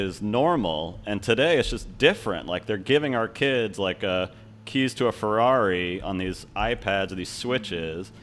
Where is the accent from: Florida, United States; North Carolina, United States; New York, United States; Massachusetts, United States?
Florida, United States; I'm from Florida